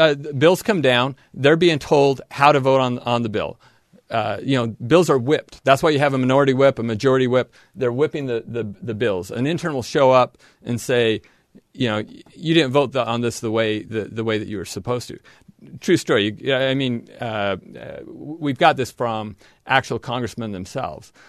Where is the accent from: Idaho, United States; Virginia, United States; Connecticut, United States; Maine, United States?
Idaho, United States; southern; moved away as an adult; now in Logan, Utah, United States; I grew up in southern Idaho